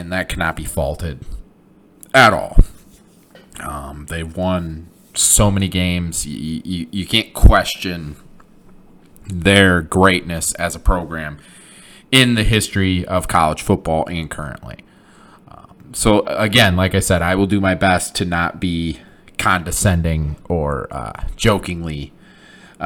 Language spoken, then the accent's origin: English; Flint, Michigan, United States; born and raised in Flint, Michigan